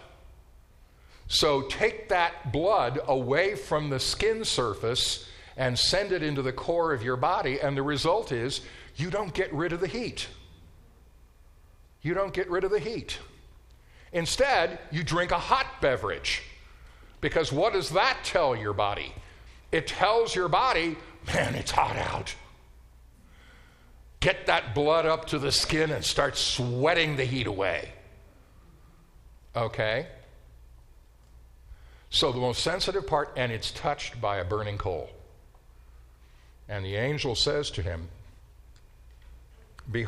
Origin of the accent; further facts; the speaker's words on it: Colorado, United States; moved away as an adult; also born or lived in Minnesota / Israel; growing up in Colorado